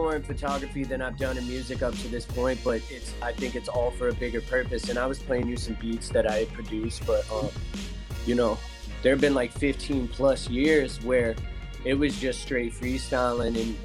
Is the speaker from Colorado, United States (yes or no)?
yes; Estes Park, Colorado, United States; I'm originally from Estes Park, Colorado, so I grew up like in the middle of nowhere, Midwest